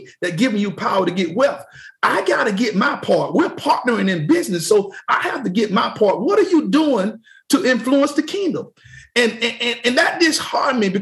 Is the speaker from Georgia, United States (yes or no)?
yes; Mayfield, Georgia, United States; we grew up in Mayfield, Georgia, small town with just one store.